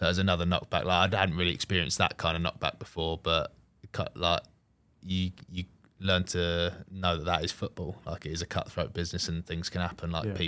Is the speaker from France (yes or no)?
no; Selsey, South East England, United Kingdom; Yeah, so I'm from Chichester, or a place called Selsey Bill in West Sussex, so probably 50 minutes to an hour away from Southampton.